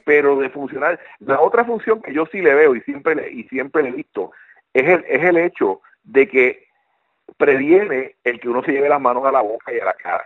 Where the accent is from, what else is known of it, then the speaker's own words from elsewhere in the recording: Puerto Rico; now in United States; aunque aunque nosotros vivimos en Estados Unidos, pero contra, somos puertorriqueños y nos preocupamos porque tenemos familia allá.